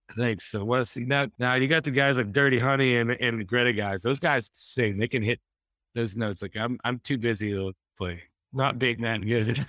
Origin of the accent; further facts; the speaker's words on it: Wheaton, Missouri, United States; I'm from Mis-, Southwest Missouri, in a little town called Wheaton, six hundred people